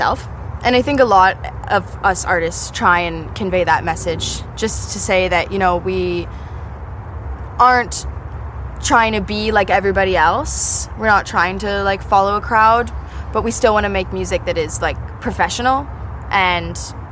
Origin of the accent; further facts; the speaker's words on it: Cranbrook, British Columbia, Canada; I'm from Cranbrook, British Columbia in Canada. It's a really small, rural, mountain town.